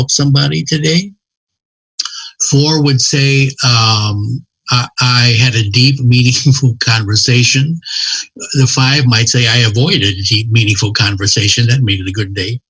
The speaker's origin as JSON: {"language": "English", "town": "Cincinnati", "region": "Ohio", "country": "United States", "said": "I'm from Cincinnati"}